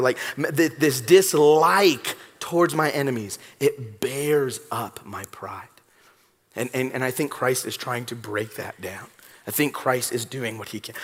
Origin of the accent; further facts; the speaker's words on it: Los Angeles, California, United States; I'm from Southern California. I'm from Los Angeles